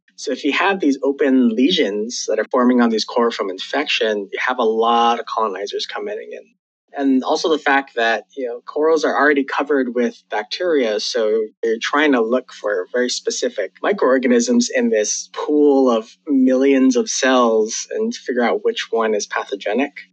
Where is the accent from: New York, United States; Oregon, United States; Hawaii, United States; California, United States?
Hawaii, United States; now in Wilmington, United States; I actually was born and raised in Hawaii